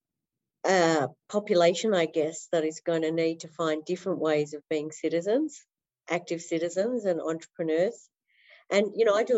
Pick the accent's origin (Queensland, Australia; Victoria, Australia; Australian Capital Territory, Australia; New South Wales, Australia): Victoria, Australia; Melbourne; also born or lived in Netherlands; I've been in Melbourne most of my life. I was born in the Netherlands but came here at one